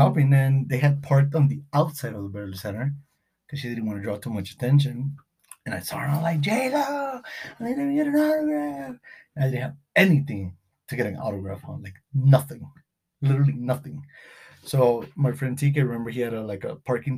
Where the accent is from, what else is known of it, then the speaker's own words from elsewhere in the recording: Beverly Hills, California, United States; growing up in Beverly Hills